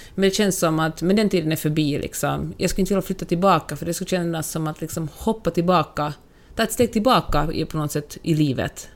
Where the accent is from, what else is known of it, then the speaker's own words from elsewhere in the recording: Finland; now in United States; jag är finlandssvensk, för att jag ändå är liksom en, minoritet i mitt eget land